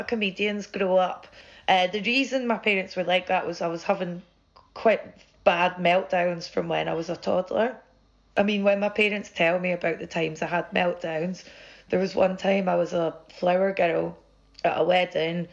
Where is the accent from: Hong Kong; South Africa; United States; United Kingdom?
United Kingdom; central belt of Scotland; where I grew up in Scotland, the central belt where I'm from